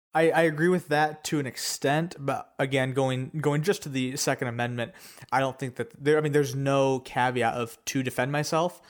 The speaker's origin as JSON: {"language": "English", "country": "United States", "said": "we are Americans"}